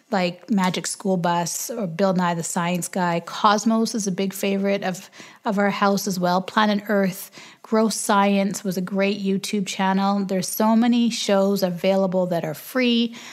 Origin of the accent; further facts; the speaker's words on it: Canada; we're Canadian